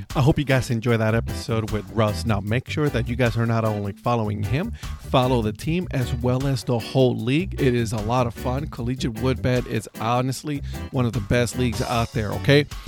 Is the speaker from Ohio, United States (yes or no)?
yes; Cleveland, Ohio, United States; now in North Carolina, United States; I'm from Cleveland